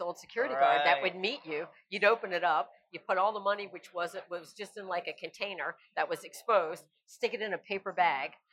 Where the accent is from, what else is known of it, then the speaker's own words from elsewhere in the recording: South Florida, United States; Born and raised in South Florida.